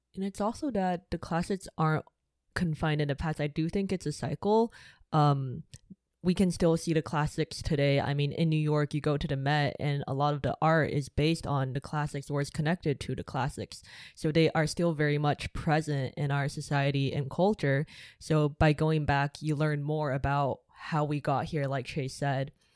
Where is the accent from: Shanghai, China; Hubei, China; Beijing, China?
Shanghai, China; moved away; I grew up in Shanghai